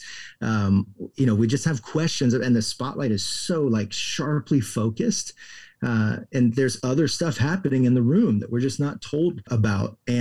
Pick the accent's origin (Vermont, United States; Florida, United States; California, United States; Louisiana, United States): Florida, United States; moved away as an adult; also born or lived in Houston, Texas / England / Austin, Texas; Then we were in Florida by the time I was six and then grew up in Florida till I graduated from high school.